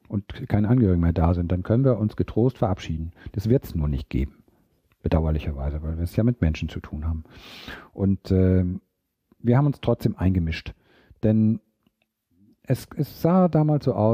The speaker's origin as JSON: {"language": "German", "town": "Gammelby", "region": "Schleswig-Holstein", "country": "Germany", "tie": "born there", "said": "sagt da, wo ich geboren bin, in Gammelbü bei Eckernförde, 400 Einwohner"}